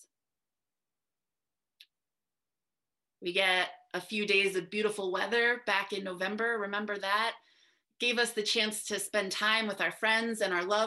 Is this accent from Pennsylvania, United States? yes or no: no; New Jersey, United States; I grew up in New Jersey